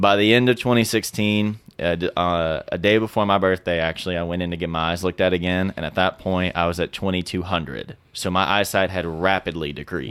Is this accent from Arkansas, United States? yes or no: yes; Fort Smith, Arkansas, United States; we grew up in Fort Smith, Arkansas together